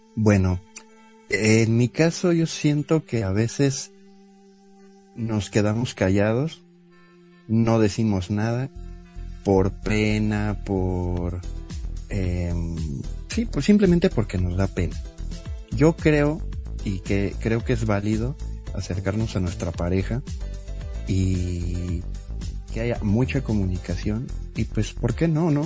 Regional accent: Mexico City, Mexico; yo tengo 39 años, soy de la Ciudad de México

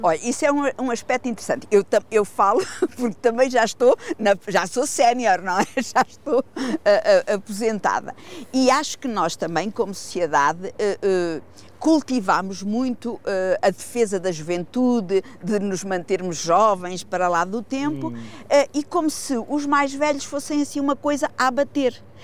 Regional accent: Figueira da Foz, Centro, Portugal; eu sou figueirense, mas eu nasci e vivo na Marinha das Ondas, que é uma aldeia do sul do Conselho

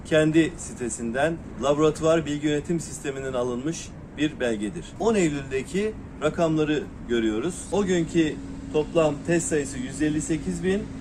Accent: Ankara, Turkey; also born or lived in Malatya; Yok aslen Malatya doğumluyum ama e, büyümem, gençlik yıllarım, eğitimim e, ve meslek hayatım hep Ankara'da geçti.

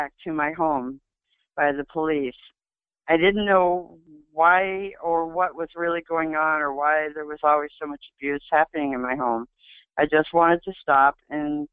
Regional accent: Adirondack Mountains, New York, United States; I was born and raised in the Adirondack Mountains

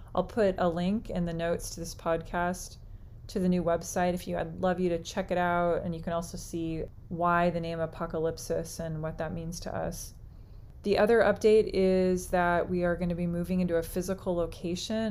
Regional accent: United States; all of us being as we would identify as American, United States American

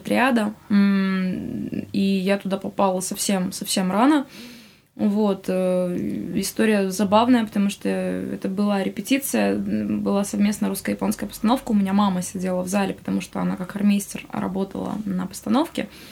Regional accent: Khabarovsk, Khabarovsk Krai, Russia; moved away; also born or lived in Moscow; Я, в смысле, из Хабаровска.

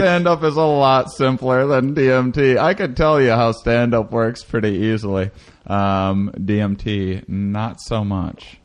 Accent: Wisconsin, United States; I grew up in Wisconsin

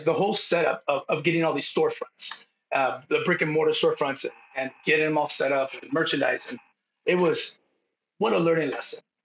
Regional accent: San Diego, California, United States; moved away as an adult; now in Bend, United States; I grew up in Southtown San Diego, which is basically Palm Avenue, two miles from the border of Tijuana, Mexico

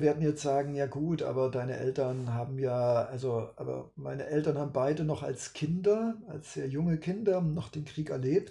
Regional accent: East Germany, Germany; Ich komme aus dem Osten

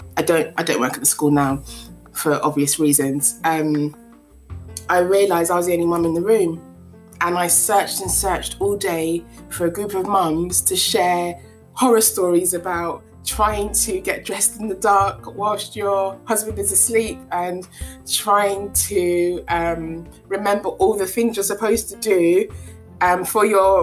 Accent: Ghana; first language Twi; English is a second language; I do understand my mother tongue, which is Chui, and my husband's mother tongue, which is Ga. Those are the two of the biggest languages in Ghana.

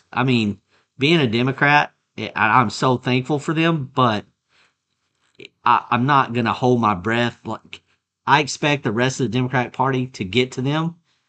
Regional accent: West Texas, United States; you and I grew up in West Texas.

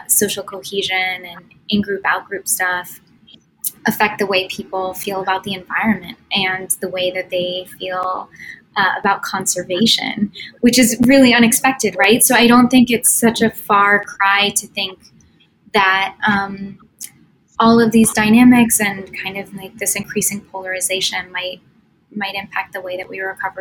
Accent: United States; as an American

